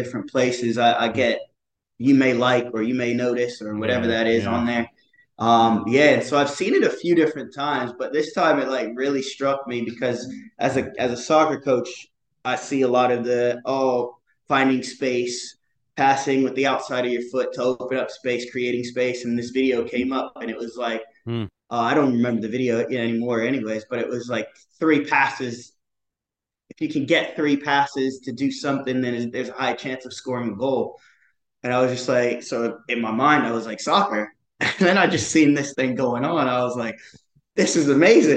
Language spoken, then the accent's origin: English; Rocky Mount, North Carolina, United States; also born or lived in Brighton, England / London, England; now in Durham, United States; I'm from Rocky Mount, North Carolina, but currently based in Durham, North Carolina